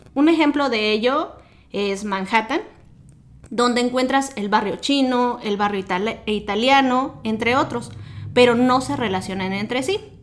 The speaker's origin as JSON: {"language": "Spanish", "country": "Mexico", "moved": "as an adult", "lives_now": "United States", "said": "siendo profesionista en mi país"}